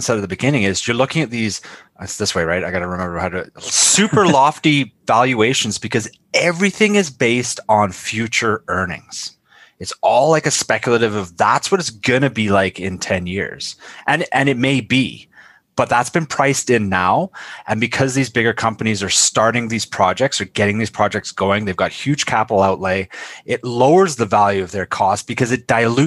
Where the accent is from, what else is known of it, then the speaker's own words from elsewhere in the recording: Canada; As a Canadian